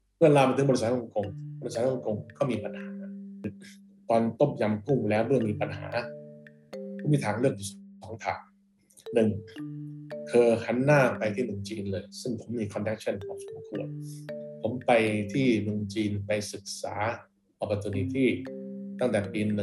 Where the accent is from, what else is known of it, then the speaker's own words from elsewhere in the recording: Thailand; ผมเกิดที่นี่